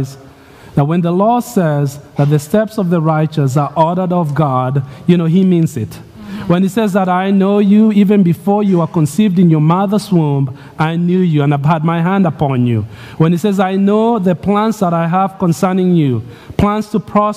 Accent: Nairobi, Kenya; moved away; I'm growing up in Nairobi, Kenya, kid

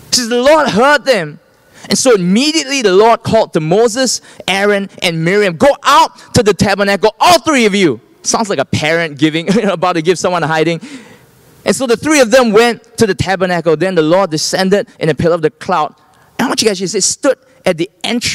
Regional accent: Singapore; I'm from Singapore

